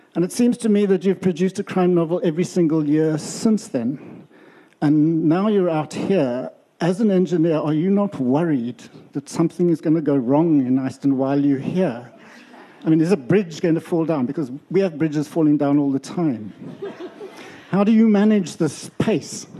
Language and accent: English; Western Cape, South Africa; I come from Cairn on the south part of the peninsula.